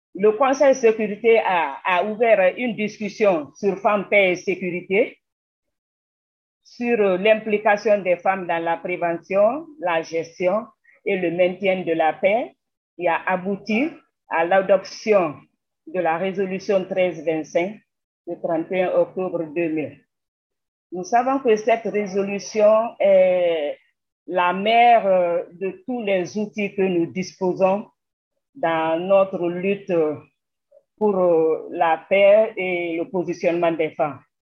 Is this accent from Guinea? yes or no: yes; Guinea; chez nous, en Guinée